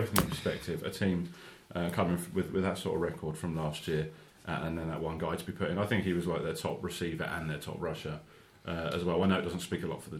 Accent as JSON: {"language": "English", "country": "United Kingdom", "said": "as British as we are"}